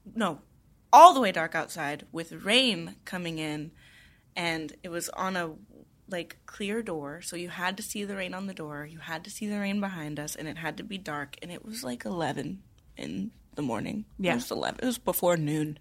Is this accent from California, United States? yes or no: no; Tennessee, United States; I grew up in Tennessee